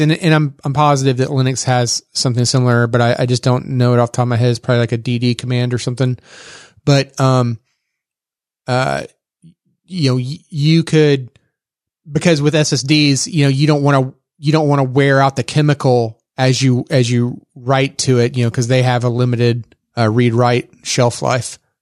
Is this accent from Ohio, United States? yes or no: no; Texas, United States; accent: Texas; my Texas accent